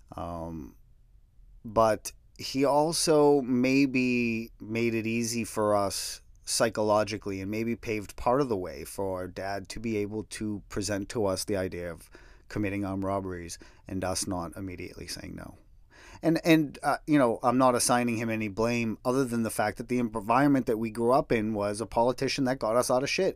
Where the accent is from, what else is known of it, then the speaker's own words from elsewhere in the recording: New England, United States; my hometown, but it was tough